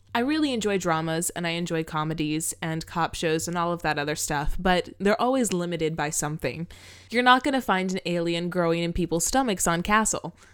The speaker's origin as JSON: {"language": "English", "region": "Florida", "country": "United States", "tie": "born or raised there", "said": "I grew up in Florida"}